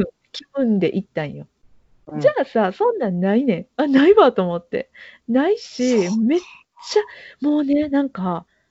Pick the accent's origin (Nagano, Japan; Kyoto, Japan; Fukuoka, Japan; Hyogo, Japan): Hyogo, Japan; Kobe; 地元のものです